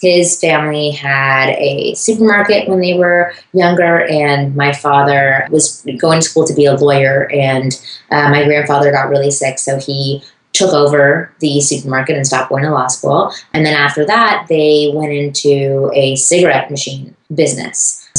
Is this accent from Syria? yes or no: no; Toronto, Ontario, Canada; born or raised there